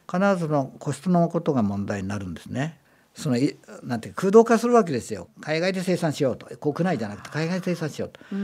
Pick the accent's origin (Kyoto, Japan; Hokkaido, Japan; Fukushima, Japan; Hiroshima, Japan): Fukushima, Japan; Aizuwakamatsu; moved away as an adult; also born or lived in Isesaki, Gunma; now in Gunma, Japan; 福島県の会津の生まれでですね